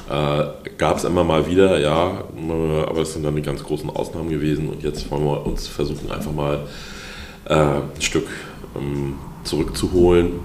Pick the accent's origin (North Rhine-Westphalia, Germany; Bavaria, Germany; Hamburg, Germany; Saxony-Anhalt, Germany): Hamburg, Germany; Ich bin in Lurup groß